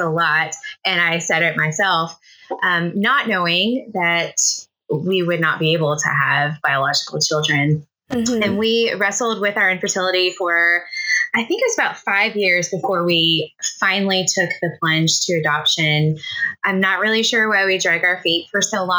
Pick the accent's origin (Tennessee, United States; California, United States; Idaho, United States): Tennessee, United States; moved away as an adult; also born or lived in Southeast Missouri; now in Missouri, United States; I live in Southeast Missouri. We've been here a little over 12 years. We're originally from Tennessee, though. We're transplants